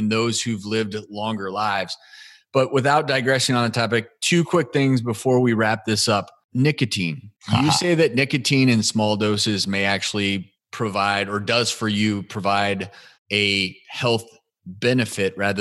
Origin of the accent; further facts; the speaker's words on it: Midwest, United States; also born or lived in Boulder, Colorado / Los Angeles; now in Tennessee, United States; I grew up in the Midwest.